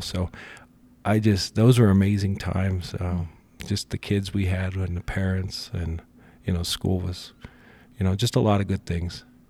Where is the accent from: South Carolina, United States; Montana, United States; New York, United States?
Montana, United States; Rocky Mountain; I'm from Rocky Mountain, our people have always endured